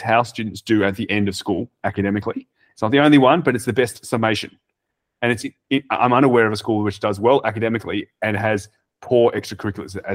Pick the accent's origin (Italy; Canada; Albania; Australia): Australia; we're from Australia